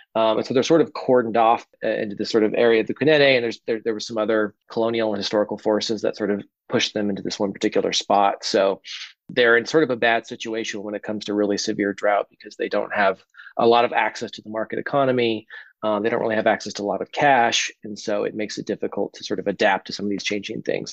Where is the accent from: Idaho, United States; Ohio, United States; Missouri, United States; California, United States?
Idaho, United States; Boise; moved away; I grew up in Idaho